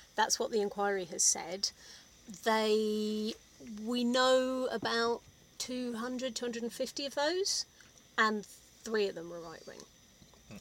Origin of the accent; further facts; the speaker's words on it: London, United Kingdom; also born or lived in Oxford; I grew up in South London, went to state school and then to Oxford University